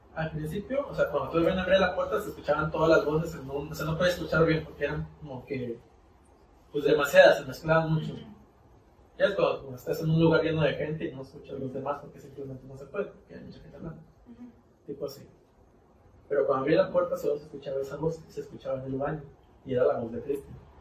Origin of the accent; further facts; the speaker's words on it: Mexico; como buen mexicano